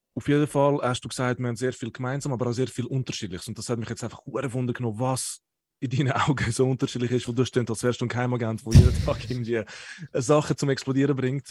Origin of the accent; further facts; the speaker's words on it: Zurich, Switzerland; ich bin ein Zürcher